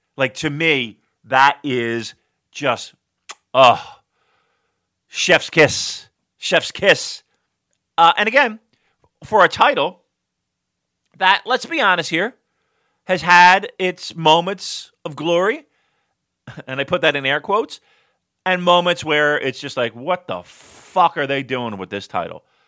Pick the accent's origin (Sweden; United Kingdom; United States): United States; I'm American